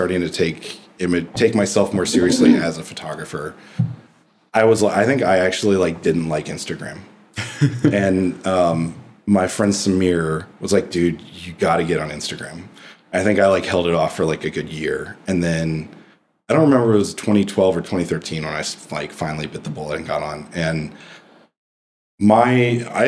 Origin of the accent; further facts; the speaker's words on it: Midwest, United States; growing up in the Midwest